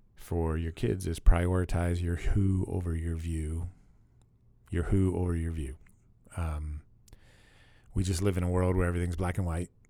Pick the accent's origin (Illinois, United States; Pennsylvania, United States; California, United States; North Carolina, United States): Pennsylvania, United States; Pittsburgh; I grew up in Pittsburgh